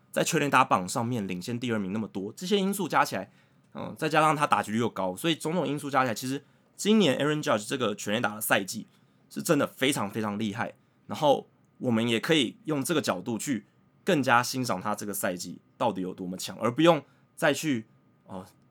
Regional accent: Taiwan; 那如果用我们台湾人比较知道的文化脉络来看的话

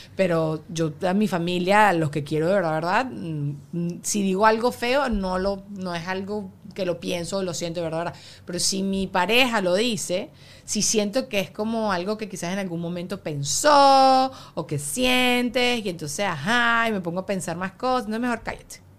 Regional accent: Venezuela; moved away; cuando yo estaba creciendo en Venezuela

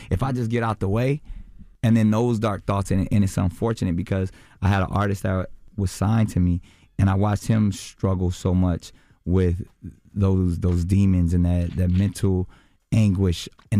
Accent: Charlotte, North Carolina, United States; I grew up in Charlotte part of my life. I know that life.

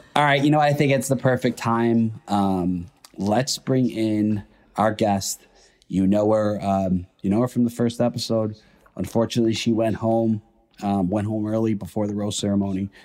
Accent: Chicago, Illinois, United States; now in New York, United States; I'm from Chicago. Um, I li- currently live in New York

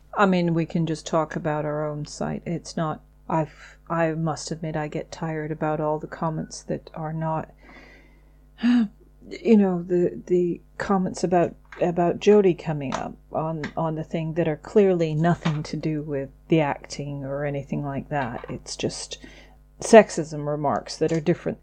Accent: United Kingdom; we are British

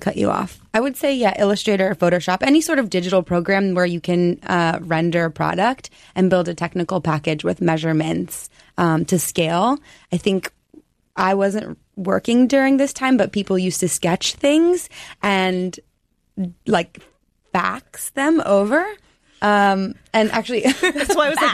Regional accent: Colorado, United States; moved away as an adult; also born or lived in New York; I'm a Colorado girl. I'm from the West. I came to New York to go to Parsons

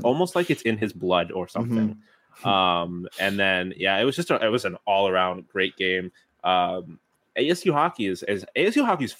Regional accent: Buffalo, New York, United States; I'm from Buffalo.

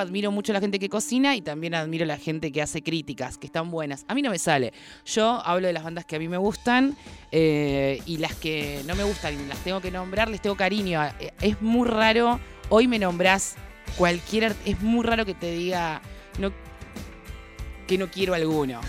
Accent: San Pedro, Buenos Aires Province, Argentina; moved away; empecé chica en donde, en donde nací, que soy, soy de San Pedro.

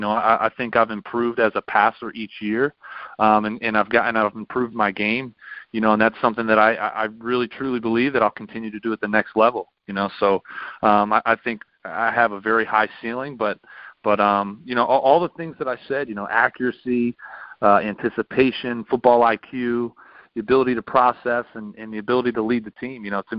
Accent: Exton, Pennsylvania, United States; And then Matt Ryan's actually from my hometown in Exton, Pennsylvania.

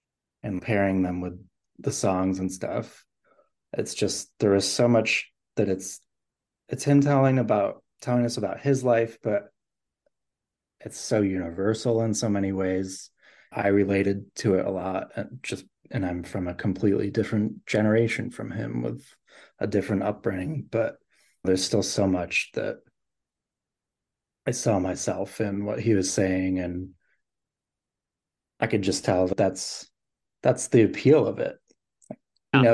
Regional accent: Rochester, New York, United States; Yeah, so I grew up in the Rochester, New York area.

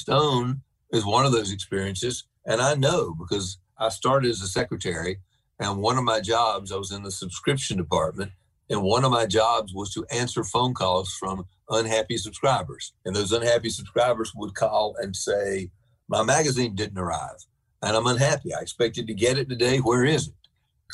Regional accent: the South, United States; as a Southerner

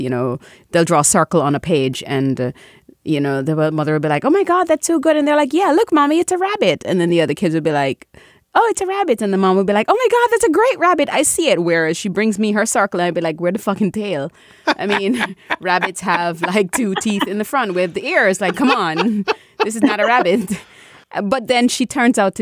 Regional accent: Jamaica; I'm Caribbean, I'm Jamaican

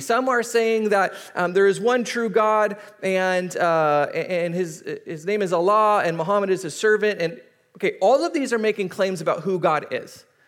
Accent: United States; we kind of as American society

